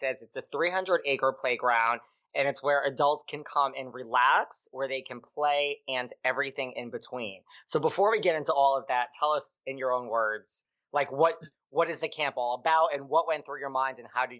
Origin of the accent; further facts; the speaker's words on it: Orange, Connecticut, United States; I'm actually from Orange, Connecticut.